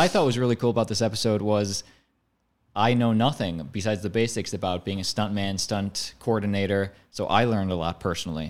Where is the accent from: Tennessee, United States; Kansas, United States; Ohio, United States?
Ohio, United States; Cleveland; moved away; We're from Cleveland.